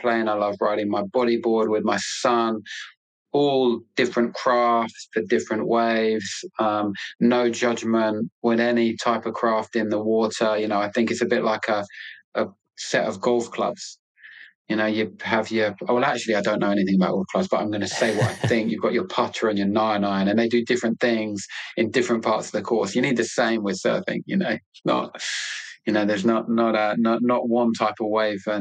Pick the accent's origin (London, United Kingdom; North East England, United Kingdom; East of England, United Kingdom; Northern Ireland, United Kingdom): London, United Kingdom; moved away as an adult; now in Cornwall, United Kingdom; I'm a Londoner born and bred, an Arsenal fan. I'll always be a Londoner, but I will now always live in Cornwall